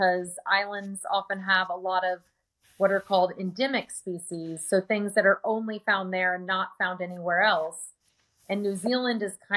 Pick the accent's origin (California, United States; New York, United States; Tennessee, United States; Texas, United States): Texas, United States; San Antonio; my hometown of San Antonio, Texas